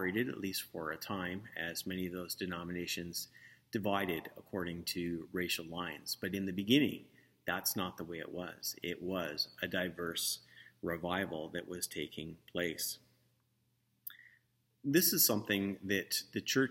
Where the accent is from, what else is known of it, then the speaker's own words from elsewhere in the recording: St. Catharines, Ontario, Canada; I grew up with here in St. Catharines